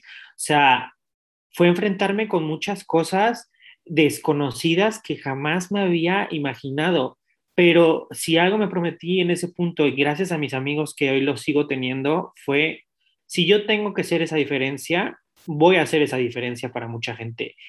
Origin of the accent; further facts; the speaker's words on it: Mexico City, Mexico; moved away; also born or lived in Europe; mi infancia se transmonta a 1991, el soy de la Ciudad de México, del Distrito Federal, antes llamado.